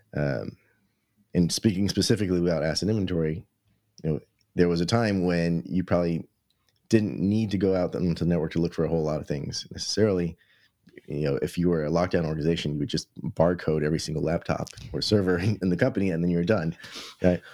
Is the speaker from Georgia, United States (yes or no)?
no; New York City, New York, United States; as a New Yorker